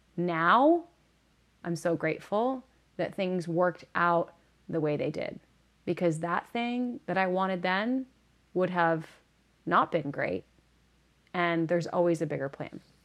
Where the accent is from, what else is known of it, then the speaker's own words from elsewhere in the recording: Northeast, United States; moved away; I'm originally from the Northeast